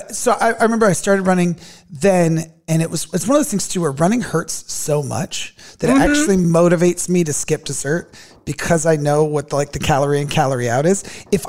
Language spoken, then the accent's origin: English; California, United States; moved away; But yeah, so youngest of three, and I'm from California, but I've been here for so long, it feels like I don't even remember that anymore.